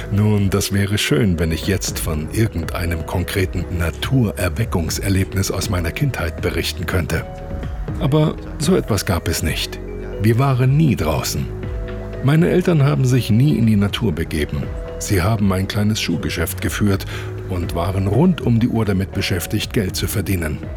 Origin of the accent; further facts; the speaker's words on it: Taipei, Taiwan; Nein, ich bin mitten in Taipei aufgewachsen. Im Zentrum der Stadt in einem riesengroßen Hochhaus.